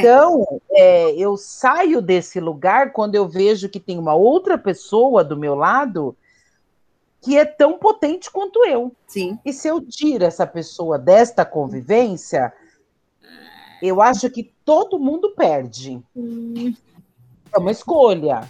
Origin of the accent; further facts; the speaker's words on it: São Paulo, Brazil; nascida e criada na Brasilândia